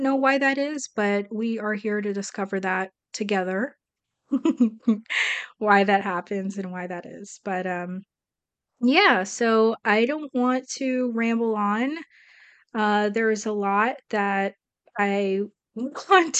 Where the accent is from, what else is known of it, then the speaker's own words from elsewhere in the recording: South Florida, United States; also born or lived in Brazil; I am Brazilian. I was raised here in South Florida since I was 5 years old